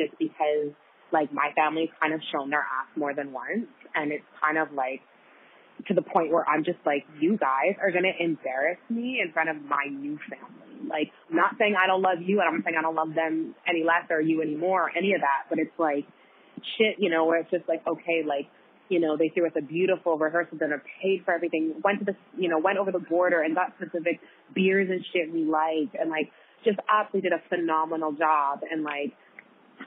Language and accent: English; Jamaica; I'm Jamaican